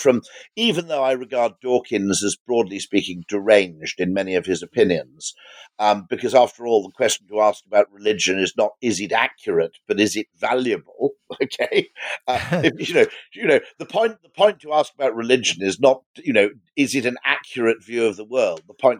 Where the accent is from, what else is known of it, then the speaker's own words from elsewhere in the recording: Llanbadarn, Wales, United Kingdom; born there; And I was born in Llanbadarg, which is a tiny Welsh village, which also gave birth to Alfred Russel Wallace.